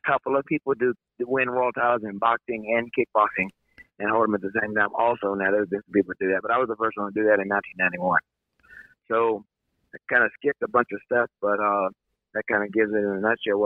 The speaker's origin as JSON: {"language": "English", "town": "Mansfield", "region": "Texas", "country": "United States", "tie": "born or raised there", "said": "I was born in Mansfield, Texas in 1962, and my father he was running a gas station"}